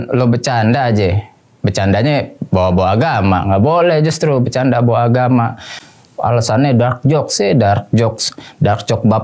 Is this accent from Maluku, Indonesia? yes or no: no; Depok, West Java, Indonesia; Karena gue orang Jawa Barat, orang Depok ya kan, Aljabar gitu.